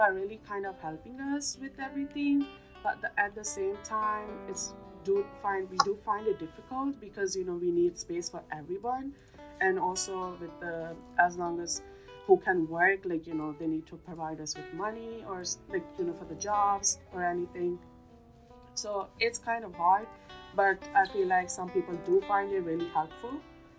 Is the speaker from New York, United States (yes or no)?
yes; Queens, New York, United States; I'm coming from Queens.